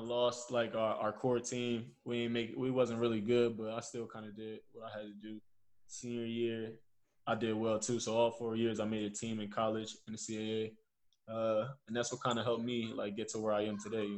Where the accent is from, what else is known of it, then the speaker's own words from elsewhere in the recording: Trenton, New Jersey, United States; moved away as an adult; also born or lived in Philadelphia / Germany; where I'm from Trenton, New Jersey, you know. So it's like this is my home